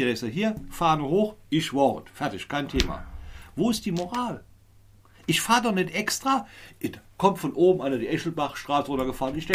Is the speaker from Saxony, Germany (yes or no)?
no; Neuwied, Rhineland-Palatinate, Germany; Ich bin aus Neuwied